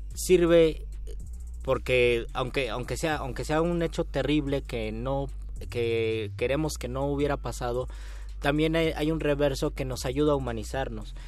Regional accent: Mexico; a nuestra manera de ser como mexicanos

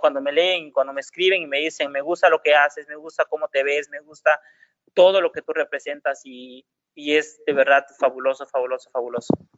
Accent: Juchitán, Oaxaca, Mexico; mi pueblo

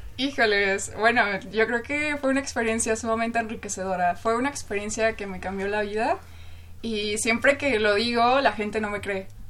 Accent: Chimalhuacán, State of Mexico, Mexico; yo crecí en Chimalhuacán, Estado de México, eh, un lugar sumamente conflictivo

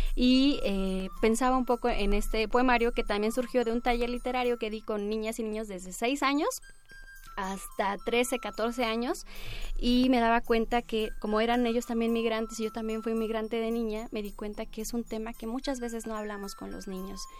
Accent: Caballo Rucio, Oaxaca, Mexico; also born or lived in Baja California; yo nací en, la comunidad mixteca, porque mis padres emigraban

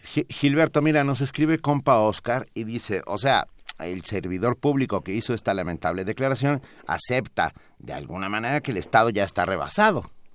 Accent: Mexico; yo soy mexicano

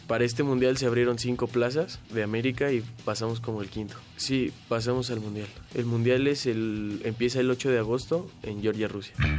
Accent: Mexico City, Mexico; Nací aquí en la Ciudad de México el 13 de enero de 1999.

